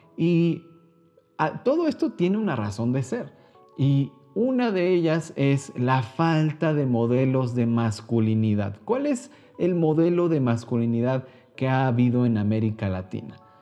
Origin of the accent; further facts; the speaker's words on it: Mexico; yo soy mexicano